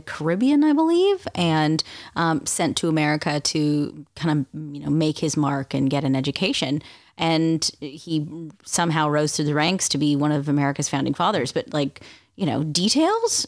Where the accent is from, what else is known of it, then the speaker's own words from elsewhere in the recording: Canada; being Canadian, it's not like I'm, you know, well versed in American history